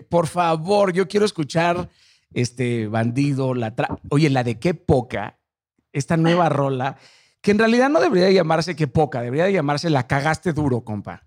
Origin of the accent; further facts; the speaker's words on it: Mazatlán, Sinaloa, Mexico; yo soy de Mazatlán